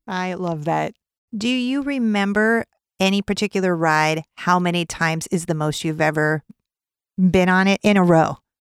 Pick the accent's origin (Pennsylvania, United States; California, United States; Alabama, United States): California, United States; I'm from California